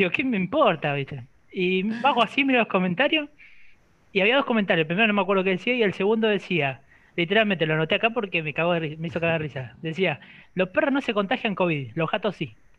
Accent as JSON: {"language": "Spanish", "area": "near Bahía Blanca", "region": "Buenos Aires", "country": "Argentina", "moved": "yes", "lives_now": "Rosario, Argentina", "said": "yo soy de punta de Bahía"}